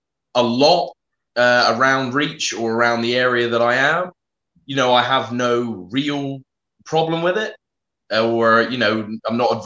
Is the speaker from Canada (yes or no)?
no; United Kingdom; also born or lived in South West England; I'm a British wrestler based in the southwest of England